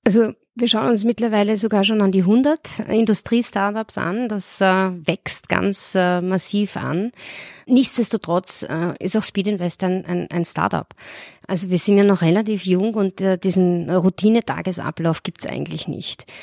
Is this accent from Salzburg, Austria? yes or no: no; Vienna, Austria; moved away as an adult; now in Munich, Germany; gebürtige Wienerin